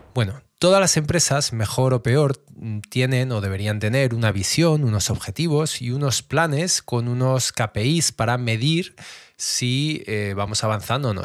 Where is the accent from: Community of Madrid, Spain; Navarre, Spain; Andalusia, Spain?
Community of Madrid, Spain; Madrid; yo soy de Madrid